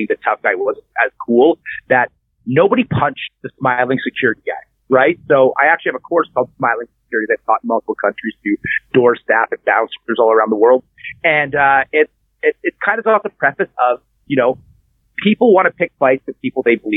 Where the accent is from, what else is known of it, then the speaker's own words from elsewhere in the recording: Canada; So I'm Canadian